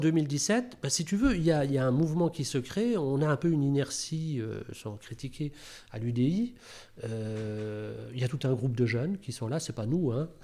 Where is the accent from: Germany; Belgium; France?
France; Rambervillers, Grand Est; now in Thonon-les-Bains, France; Je suis né dans les Vosges, à Rambervillers